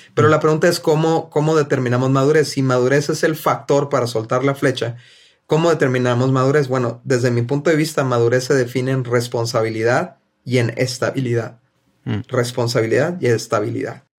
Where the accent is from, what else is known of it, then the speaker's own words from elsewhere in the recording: Mexico; somos mexicanos